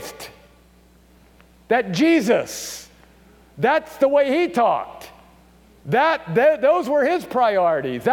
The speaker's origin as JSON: {"language": "English", "region": "Maryland", "country": "United States", "tie": "born or raised there", "also_born_or_lived": "upstate New York", "moved": "as an adult", "said": "my home state of Maryland"}